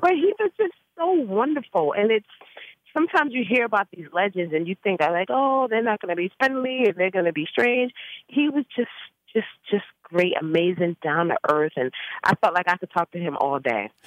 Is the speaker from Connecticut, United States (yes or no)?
no; New York City, New York, United States; I grew up in the Bronx